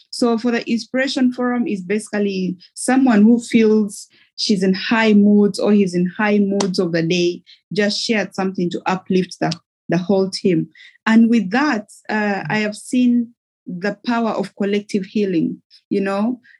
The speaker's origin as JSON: {"language": "English", "country": "Somalia", "said": "I am from Somalia originally."}